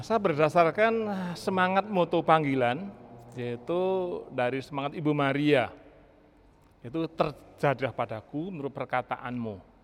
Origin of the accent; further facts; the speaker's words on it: Java, Indonesia; moved away; saya dari Jawa